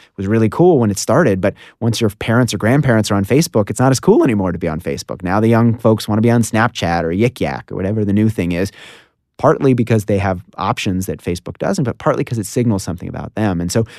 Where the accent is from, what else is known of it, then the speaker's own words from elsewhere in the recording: Washington, District of Columbia, United States; Washington, D.C.